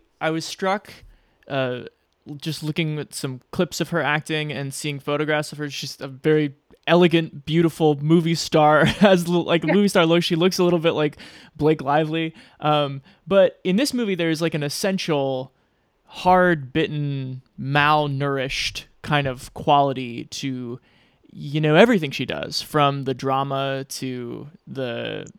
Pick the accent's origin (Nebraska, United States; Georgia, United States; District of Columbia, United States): Nebraska, United States; I'm from Nebraska